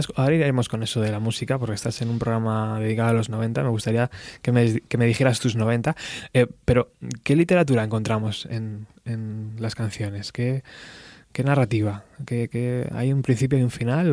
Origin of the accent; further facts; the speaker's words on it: Spain; also born or lived in Extremadura / Madrid; yo soy medio extremeño, medio madrileño